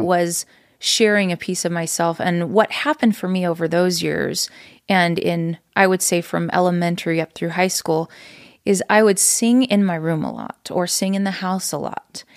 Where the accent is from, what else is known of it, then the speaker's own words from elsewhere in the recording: Reno, Nevada, United States; moved away as an adult; now in Utah, United States; From Reno, Nevada. So I was born and raised there.